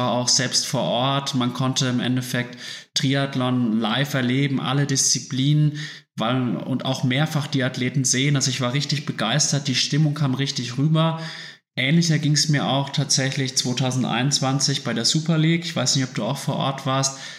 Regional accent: Würzburg, Bavaria, Germany; now in Munich, Germany; ich komme ja aus Würzburg und in Würzburg hat man sich eigentlich ständig gesehen. Man hat halt nah beieinander gewohnt

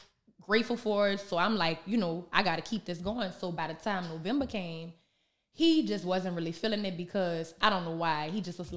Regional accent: New Orleans, Louisiana, United States; growing up in New Orleans

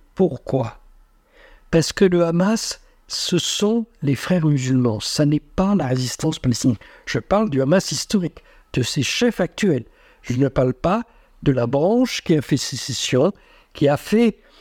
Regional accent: France; nous, en tant que Français

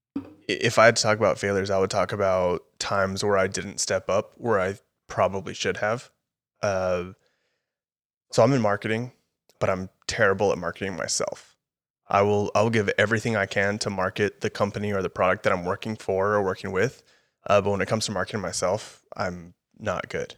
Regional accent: El Paso, Texas, United States; moved away as an adult; now in Austin, United States; I'm gonna stay at U T E P, stay in El Paso

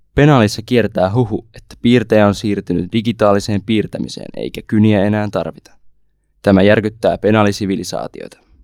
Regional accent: Savonia, Finland; tuon tuolta Savosta, 18-vuotias lukiolainen

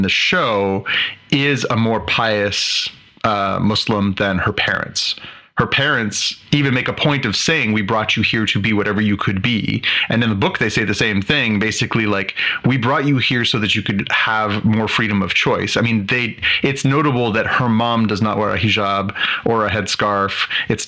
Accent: Canada; I have a bunch of friends for my entire life growing up in Canada. This area of Canada is very multicultural.

